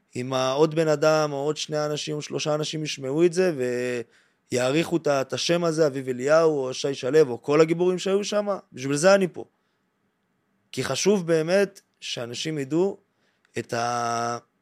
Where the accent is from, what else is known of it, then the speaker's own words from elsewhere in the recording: Mevaseret Zion, Jerusalem District, Israel; now in Tel Aviv, Israel; אני בן 27, במקור ממבשרת ציון, עברתי לתל אביב